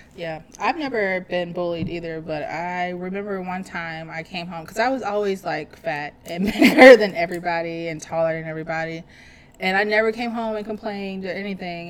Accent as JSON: {"language": "English", "town": "Pacific", "region": "Missouri", "country": "United States", "tie": "born or raised there", "also_born_or_lived": "St. Louis", "said": "I spent most of my adolescent, teenage, and a few years of my adult life in Pacific, Missouri"}